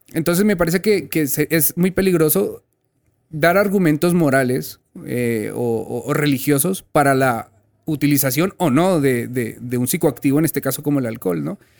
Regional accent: Colombia; also born or lived in Spain; now in Mexico; yo soy colombiano, pero viví casi media vida en España

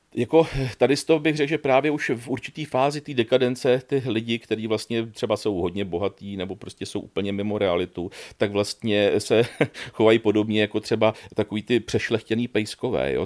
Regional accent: Kladno, Central Bohemian Region, Czechia; já pocházím z Kladna

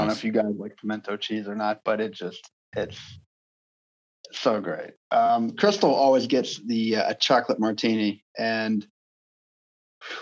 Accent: Halifax, Virginia, United States; moved away; my hometown of Halifax, Virginia

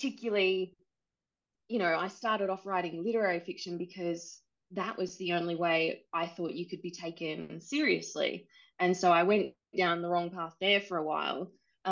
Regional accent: Australia; now in New Zealand; I'm Australian, but I live in New Zealand

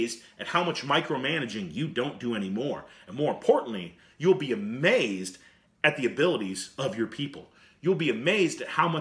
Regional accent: United States; as American coaches and American leaders

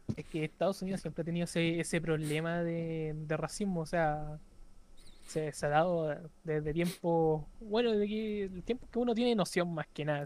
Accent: Chile; aquí en Chile que somos exportadores

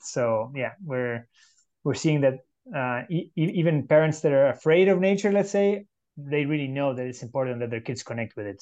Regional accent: Uruguay; now in San Jose, Costa Rica; I'm originally from Uruguay in South America, living in San Jose, Costa Rica

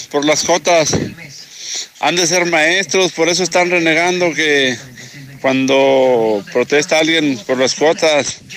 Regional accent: Mexico; José Luis, buenos días, yo soy mexicana.

